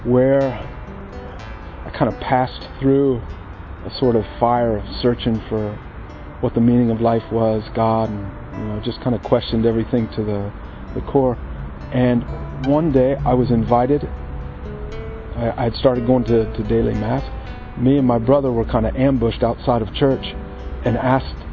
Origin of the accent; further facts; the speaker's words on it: Sidney, Ohio, United States; moved away; I'm originally from Sydney, Ohio in the United States